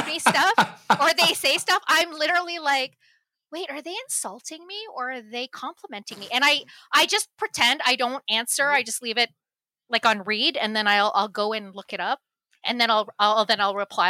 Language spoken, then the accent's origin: English; Canada; I grew up here. I was born in Canada.